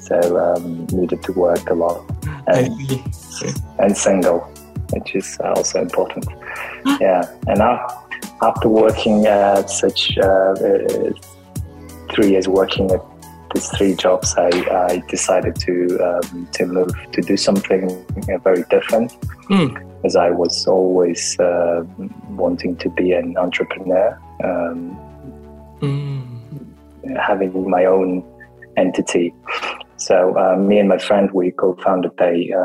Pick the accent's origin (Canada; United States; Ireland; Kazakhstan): Kazakhstan; also born or lived in United Kingdom; I'm from Kazakhstan. Right now based in Kazakhstan